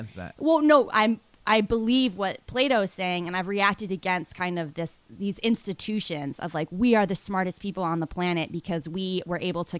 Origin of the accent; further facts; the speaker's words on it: Boston, Massachusetts, United States; I'm more of a New York person. I grew up in Boston, right.